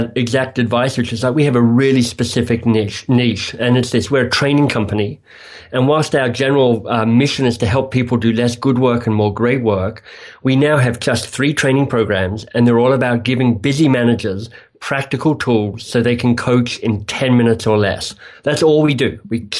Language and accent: English; Australia; moved away as an adult; also born or lived in England; So if people are wondering what my vaguely exotic accent is, I am a misplaced or displaced Australian. So I was Australian, I was carrying on there, and then I had the good luck to win a Rhodes Scholarship that whisked me away to England